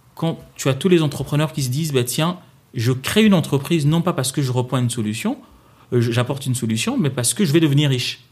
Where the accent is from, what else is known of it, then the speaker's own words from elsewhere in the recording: Kinshasa, DR Congo; moved away as an adult; now in France; je viens d'où je, viens, de Kinshasa